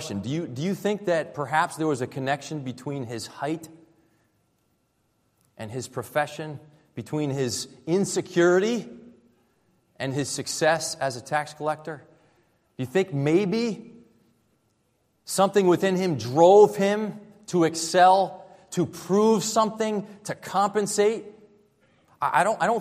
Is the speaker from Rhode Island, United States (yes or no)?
yes; Rhode Island, United States; moved away as an adult; also born or lived in Florida / Southern California; I moved from Rhode Island, where I grew up here, down to Florida to attend Christian college